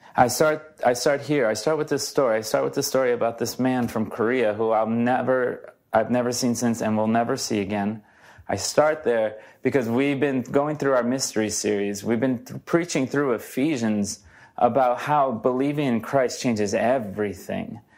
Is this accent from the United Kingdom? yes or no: no; Brazil; now in United States; I'm from Brazil.